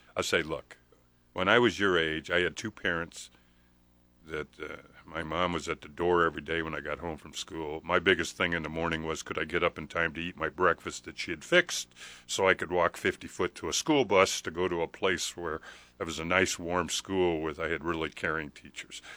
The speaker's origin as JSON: {"language": "English", "region": "Nebraska", "country": "United States", "tie": "born or raised there", "said": "I was born in Nebraska. I don't know why I was born on a farm."}